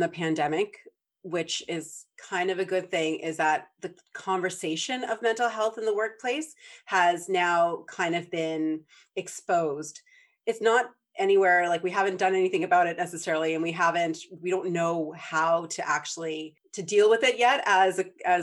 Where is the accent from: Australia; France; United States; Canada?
Canada; Prince Edward Island; I grew up in Prince Edward Island